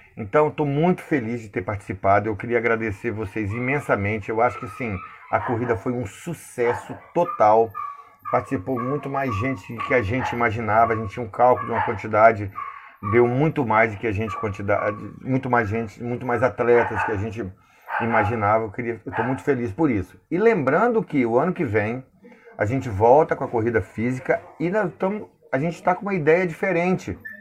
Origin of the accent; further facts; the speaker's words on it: Linhares, Espírito Santo, Brazil; sou de Linhares, no Espírito Santo